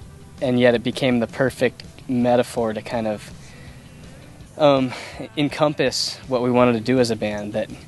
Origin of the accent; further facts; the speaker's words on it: East Coast, United States; John and I, growing up on the East Coast, I think we're especially sensitive to kind of the raw power and destruction that can come from a hurricane.